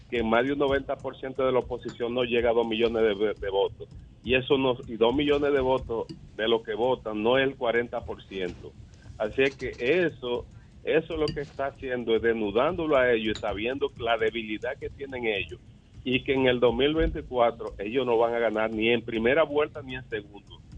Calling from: Los Mameyes, Distrito Nacional, Dominican Republic; de los Mameyes.

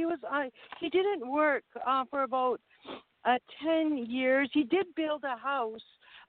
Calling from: Vancouver, British Columbia, Canada; I'm calling from Vancouver, British Columbia.

